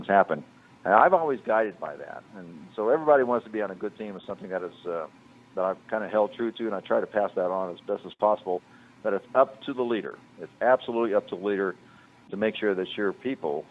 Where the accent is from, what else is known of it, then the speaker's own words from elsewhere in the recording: Indianapolis, Indiana, United States; We're from Indianapolis